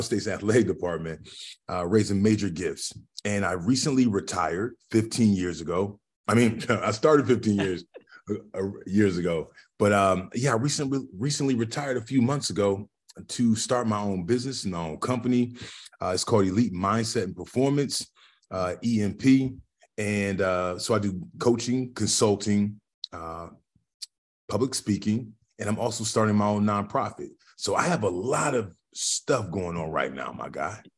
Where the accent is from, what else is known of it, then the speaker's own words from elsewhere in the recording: Lorain, Ohio, United States; now in Columbus, Ohio, United States; I'm from a small little still city called Lorraine, which is roughly thirty miles west of, of the city of, of Cleveland, right on the lake, right on Lake Erie